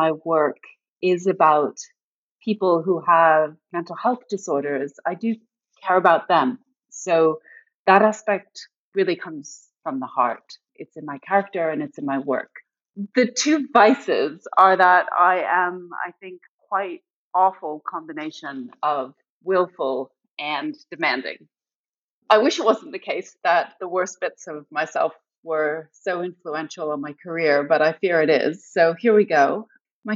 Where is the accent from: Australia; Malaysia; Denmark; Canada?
Canada; moved away as an adult; also born or lived in United Kingdom; now in United States; Originally, I'm from Canada, but before moving to the US, I spent most of my adult life in the UK